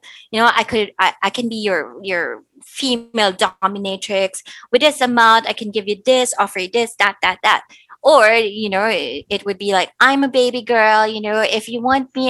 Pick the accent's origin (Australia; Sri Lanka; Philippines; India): Philippines; I'm also Filipina